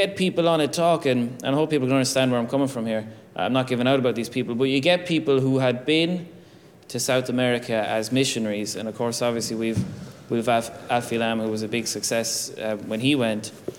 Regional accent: Ireland; I think as Irish people

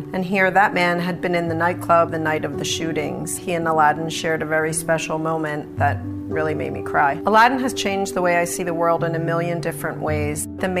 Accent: Haddonfield, New Jersey, United States; also born or lived in North Wildwood, New Jersey; I'm the mom of three boys, and I'm from Haddonfield and North Wildwood, New Jersey.

